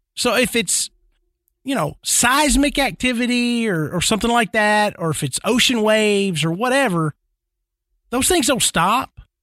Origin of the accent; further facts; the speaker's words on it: Nashville, Tennessee, United States; growing up in Nashville